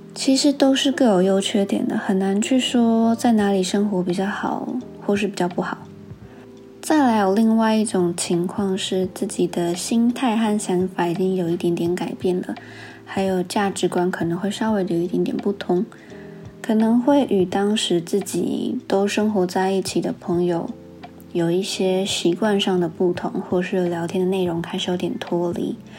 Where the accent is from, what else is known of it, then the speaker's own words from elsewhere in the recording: Taiwan; 在台湾生活的时候